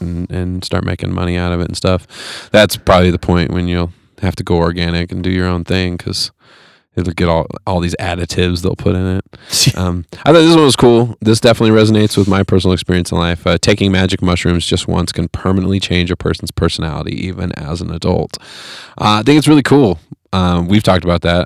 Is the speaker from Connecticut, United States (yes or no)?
no; Fresno, California, United States; moved away; I grew up in Fresno